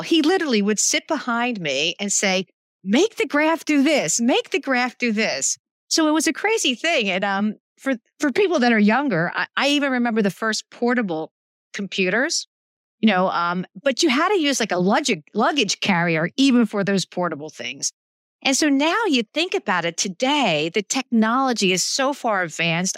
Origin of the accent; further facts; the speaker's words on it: Philadelphia, Pennsylvania, United States; I grew up in Philadelphia